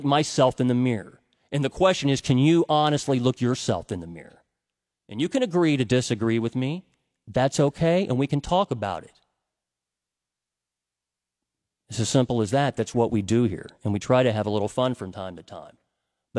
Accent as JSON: {"language": "English", "country": "United States", "also_born_or_lived": "Cincinnati, Ohio", "said": "I'm an American"}